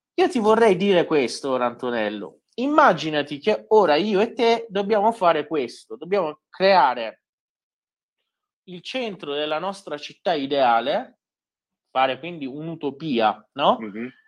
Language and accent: Italian; Iran; also born or lived in Isfahan (maternal family); Io da iraniano